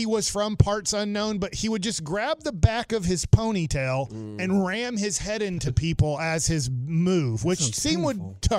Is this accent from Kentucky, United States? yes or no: no; Dallas, Texas, United States; I said I'm a guy from Dallas, Texas.